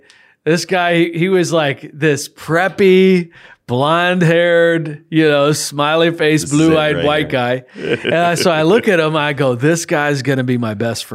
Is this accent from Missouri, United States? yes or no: yes; St. Louis, Missouri, United States; born or raised there